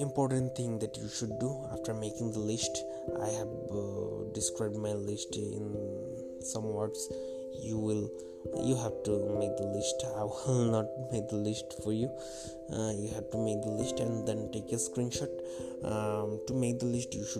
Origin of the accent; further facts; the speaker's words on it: Bangladesh; English is a second language; I'm from Bangladesh